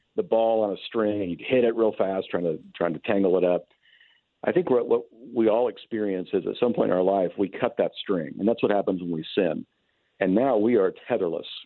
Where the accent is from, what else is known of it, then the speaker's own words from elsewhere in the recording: Kentucky, United States; moved away as an adult; now in California, United States; I'm still marked as an as a Californian, even though I am from Kentucky